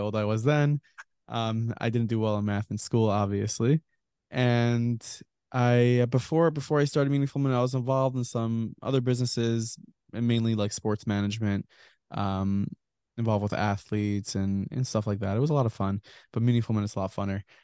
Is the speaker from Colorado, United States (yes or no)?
no; Lawrence, New York, United States; I was, uh, born and raised, I live in the Five Towns in Lawrence, New York